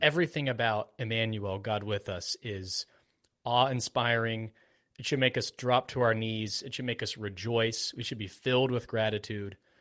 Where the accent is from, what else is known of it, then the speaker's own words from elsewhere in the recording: Florida, United States; I was born in Florida